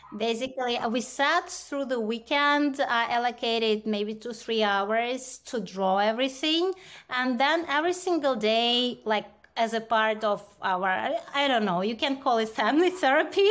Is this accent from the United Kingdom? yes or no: no; India; moved away; growing up in India